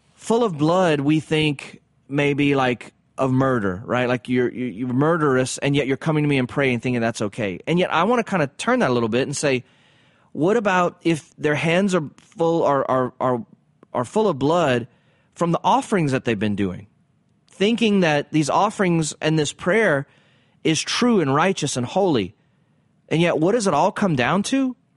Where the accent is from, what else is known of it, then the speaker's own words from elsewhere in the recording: the South, United States; I grew up in the South.